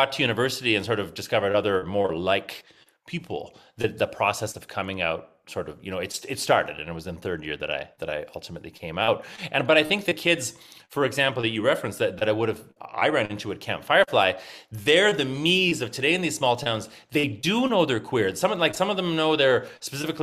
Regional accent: a small farming town north of Regina, Saskatchewan, Canada; I actually grew up in a small farming town north of Regina

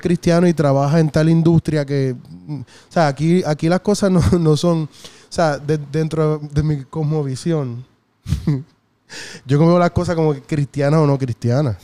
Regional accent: San Juan, Puerto Rico; yo me crié en Villa Palmera este, hasta los 13 años.

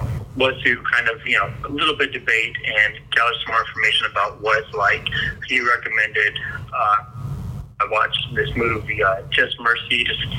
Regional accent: Las Vegas, Nevada, United States; I live out here in Las Vegas, Nevada. I was born and raised out here

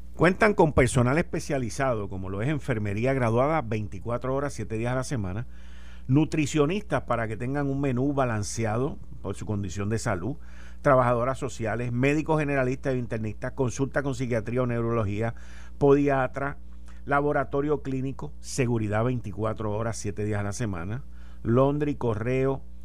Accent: Puerto Rico

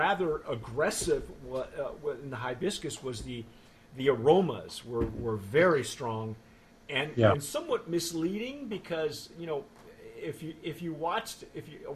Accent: Southern California, United States; I grew up in Southern California

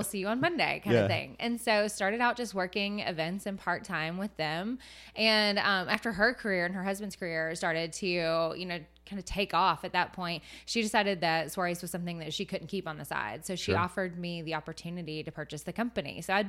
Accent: Chattanooga, Tennessee, United States; also born or lived in Knoxville; I was raised in Chattanooga. So born in Knoxville, raised in Chattanooga. So not too far off the map.

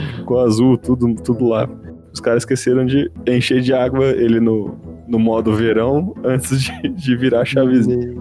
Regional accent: Osasco, São Paulo, Brazil; quando eu era jovem, minha infância lá em Osasco

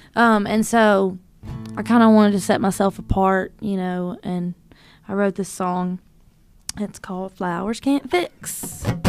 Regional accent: North Louisiana, United States; now in Nashville, United States; I grew up in North Louisiana

